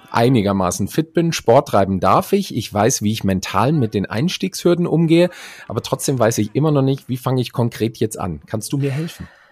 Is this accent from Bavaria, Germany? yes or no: no; Frankfurt am Main, Hesse, Germany; hier in meiner Heimatstadt Frankfurt am Main